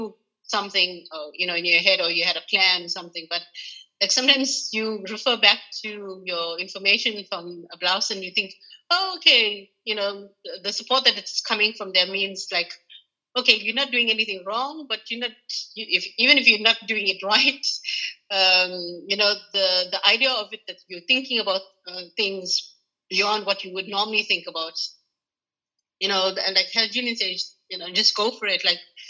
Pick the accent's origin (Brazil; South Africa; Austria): South Africa; because we are, I'm South African, we've done quite a few South African gatherings here in the north, here in the, Ireland and in the north.